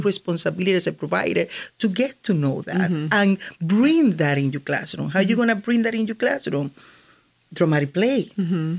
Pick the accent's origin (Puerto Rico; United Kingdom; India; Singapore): Puerto Rico; first language Spanish; English is a second language; moved away as an adult; also born or lived in Hartford, Connecticut; now in Connecticut, United States; I I was born I'm raised in Puerto Rico